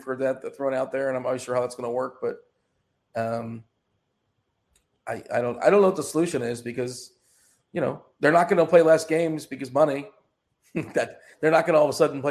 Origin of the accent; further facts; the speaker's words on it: Florida, United States; I grew up in Florida